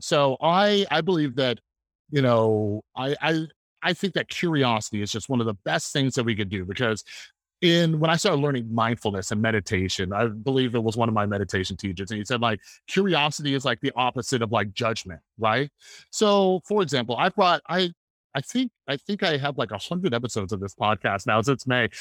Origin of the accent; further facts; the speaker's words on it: Las Vegas, Nevada, United States; also born or lived in Central California / Southern California; I was born in Central California, moved down to Southern California, lived in Vegas most of my, most of my life.